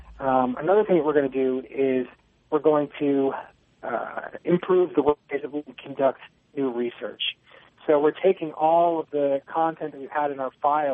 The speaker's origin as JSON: {"language": "English", "region": "Virginia", "country": "United States", "also_born_or_lived": "Seattle, Washington", "moved": "as an adult", "lives_now": "Oregon, United States", "said": "I am originally from Virginia, but after getting my degree, I moved out west and pursued a master's degree at the University of Washington, Seattle."}